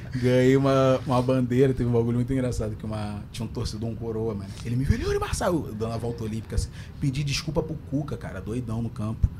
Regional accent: Rio de Janeiro, Brazil; accent: carioca

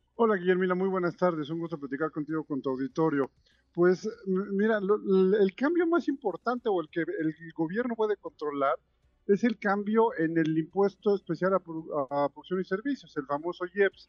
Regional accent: Mexico; como mexicanos

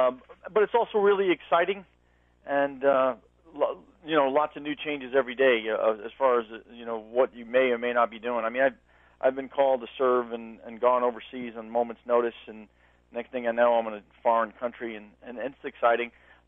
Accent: New York City, New York, United States; moved away; I'm originally from Brooklyn, New York

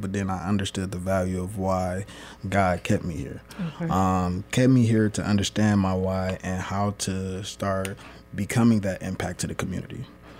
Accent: Detroit, Michigan, United States; moved away as an adult; now in Lansing, United States; I'm originally from Detroit, in the northwest side of Detroit, Finkel and Myers area, where there isn't a lot of quote-unquote success there.

